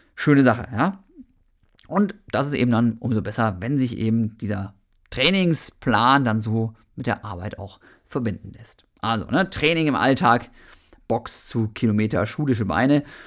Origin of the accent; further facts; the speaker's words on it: Germany; also born or lived in Bochum; bei uns in Deutschland